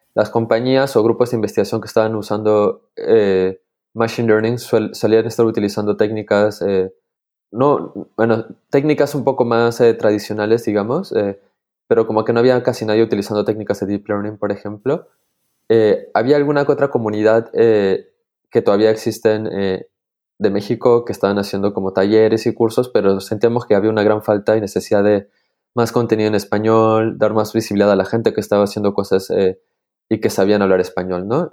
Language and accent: Spanish; Peru; now in Switzerland; soy de Perú, pero actualmente eh, vivo en Suiza